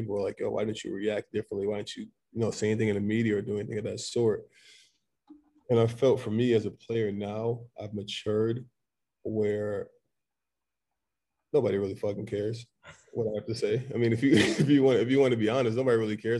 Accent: Middletown, Connecticut, United States; also born or lived in Mount Vernon, New York; I was born in Mount Vernon, New York, but I lived in Connecticut most of my life, and that's where I consider home. Middletown, Connecticut is where, you know, I consider I'm from

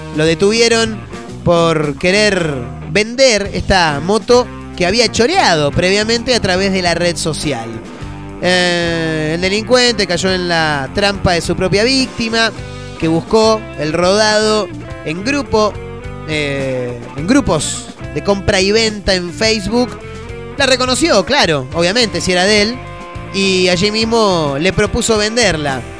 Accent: Argentina

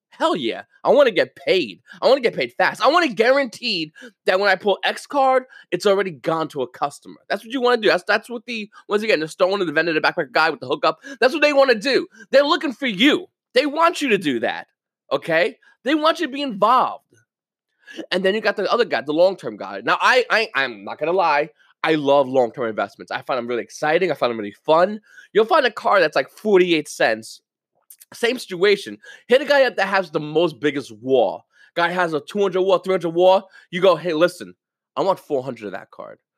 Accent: United States

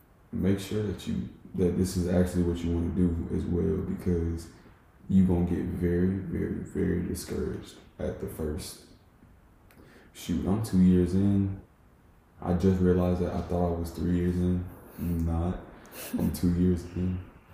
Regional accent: Jamaica; And I'm Jamaican, so any, like, all world music always, like, speaks to me.

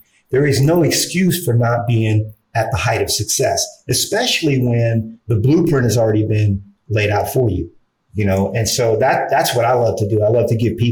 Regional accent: Los Angeles, California, United States; moved away as an adult; also born or lived in Brooklyn, New York / Texas; by 1980, we had moved to South Central LA. It was tough. It was rough. You know, growing up in that area, in that environment, was rough.

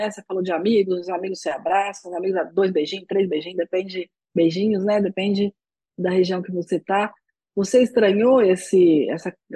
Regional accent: Brazil; eu achei isso muito diferente como brasileira

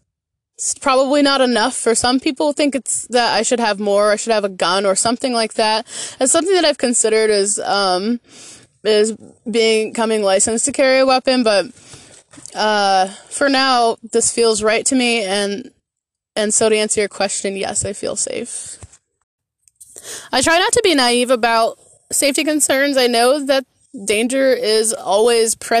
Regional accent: Michigan, United States; moved away as an adult; My family lives back in my home state of Michigan. I'm the only one that ventured out, and I did that 11 years ago when I was 20 years old

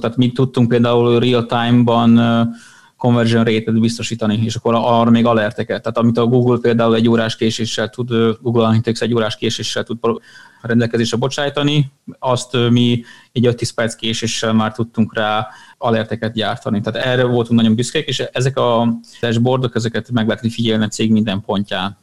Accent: Serbia; moved away as an adult; also born or lived in Vietnam; a választás ugye a szülőfalomra jutott, úgyhogy ezért jöttünk vissza Szerbiába

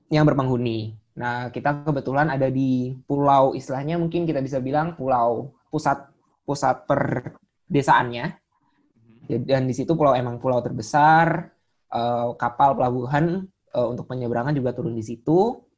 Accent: Yogyakarta, Special Region of Yogyakarta, Indonesia; karena kebetulan aku juga orang Jogja yeah. jadi uh, bisa untuk pulang ke rumah ketika terjadi apa-apa gitu.

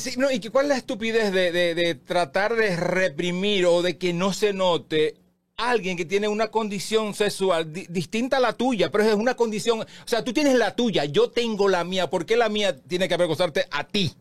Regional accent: Baní, Peravia, Dominican Republic; now in Santo Domingo, Dominican Republic; mi pueblo que es, que es Baní

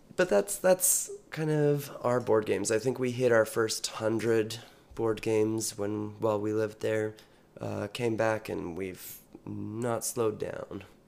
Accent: British Columbia, Canada; also born or lived in Saskatchewan / United States; I was born in Saskatchewan, moved to British Columbia when I was fairly young, and have spent most of the years of my life here.

